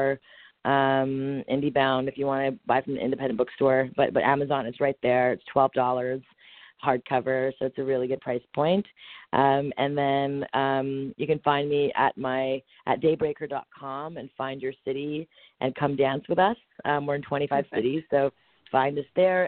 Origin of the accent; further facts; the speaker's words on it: Montreal, Quebec, Canada; I'm born and raised in Montreal, Canada